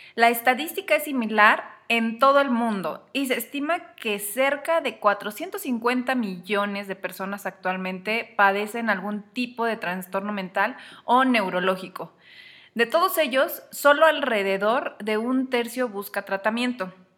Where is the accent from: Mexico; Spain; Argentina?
Mexico; lo que vivimos en México, en mi país